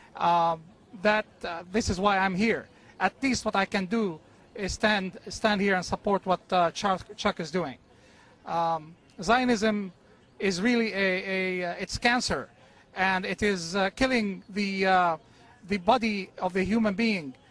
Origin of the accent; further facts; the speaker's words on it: South Governorate, Lebanon; now in United States; from South Lebanon but I'm here. I've been here for 33 years in America